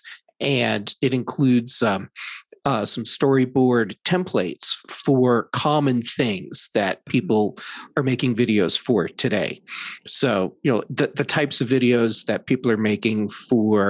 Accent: Kansas City, United States; moved away; I'm originally from Kansas City

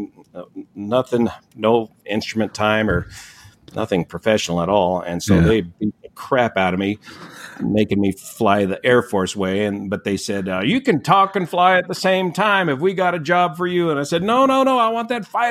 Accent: Northern California, United States; the foothills here of my hometown

